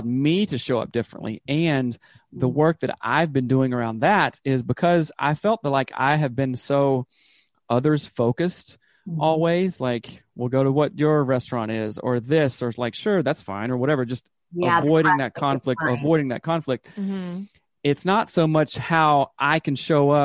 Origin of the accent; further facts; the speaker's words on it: the South, United States; I grew up in the South